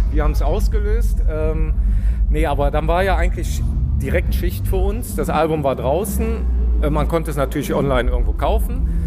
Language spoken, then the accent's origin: German; Düsseldorf, North Rhine-Westphalia, Germany; wir kommen ja aus dem Rheinland, Düsseldorf, äh, ist ja auch nur ein paar Meter entfernt